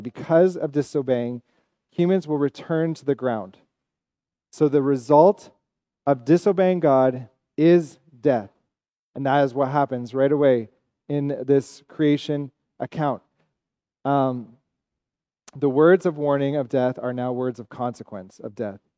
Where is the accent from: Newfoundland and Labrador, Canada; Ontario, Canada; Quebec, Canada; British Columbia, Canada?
Ontario, Canada; now in Montreal, Canada; I'm from Ontario. I'm also Evan's brother, so we're both from Ontario